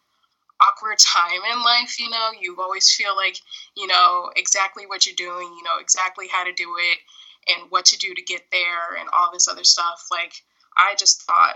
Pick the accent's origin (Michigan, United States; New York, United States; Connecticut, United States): Connecticut, United States; moved away; also born or lived in New Hampshire; I grew up in Connecticut and it was the suburbs